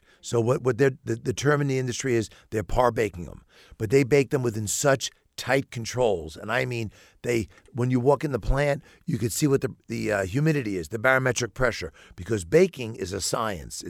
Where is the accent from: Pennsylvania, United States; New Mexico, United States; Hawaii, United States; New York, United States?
New York, United States; New York City; now in Bloomington, United States; I'm born and raised in New York City